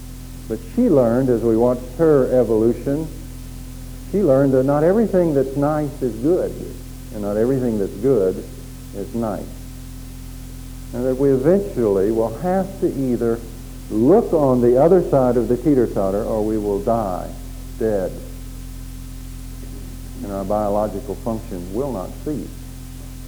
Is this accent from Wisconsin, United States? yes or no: no; Oklahoma, United States; Growing up in Oklahoma in those days